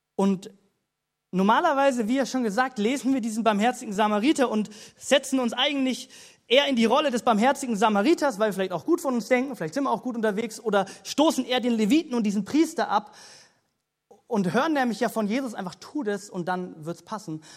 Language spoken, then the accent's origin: German; Germany; wie als Deutsche, wie als solche Christen